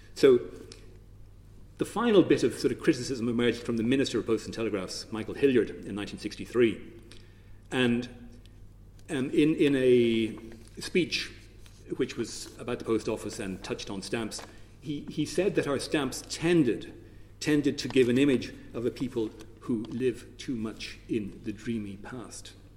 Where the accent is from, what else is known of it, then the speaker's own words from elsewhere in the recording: Ireland; our identity as Irish people